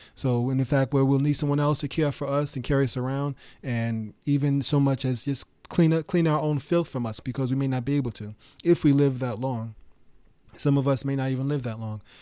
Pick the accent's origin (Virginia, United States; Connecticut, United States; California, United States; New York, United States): New York, United States; New York City; when I was growing up in New York City